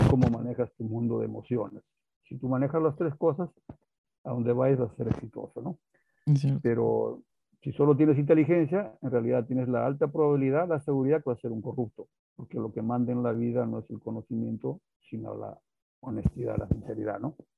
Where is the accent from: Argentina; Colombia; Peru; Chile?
Peru; somos los incas, somos los indios del Perú